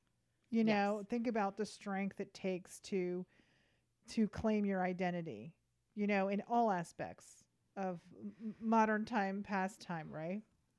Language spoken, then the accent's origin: English; United States; We are American, which means that we come from so many different places.